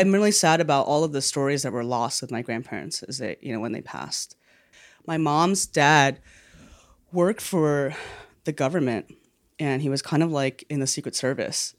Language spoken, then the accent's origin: English; New York City, New York, United States; I grew up in New York